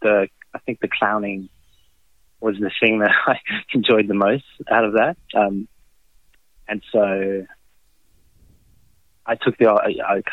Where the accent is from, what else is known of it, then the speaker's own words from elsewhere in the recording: France; moved away as an adult; now in Australia; I'm French Australian, I suppose you could call it. Moved to Australia